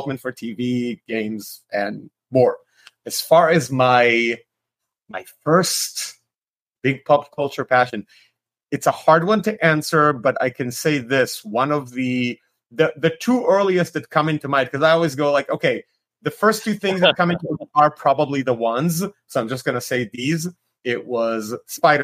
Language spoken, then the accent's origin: English; Tel Aviv, Tel Aviv District, Israel; moved away as an adult; now in Los Angeles, United States; I'm originally from Tel Aviv, Israel